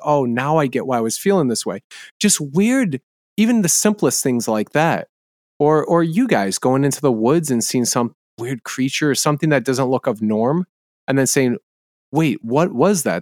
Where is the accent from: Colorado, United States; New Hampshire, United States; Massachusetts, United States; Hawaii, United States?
New Hampshire, United States; I was in New Hampshire, I grew up in New England